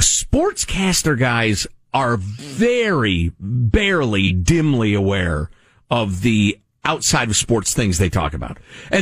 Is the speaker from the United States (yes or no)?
yes; United States; As most of you guys know, I'm Cuban American and most of my family was run out of Cuba because of a brutal dictator.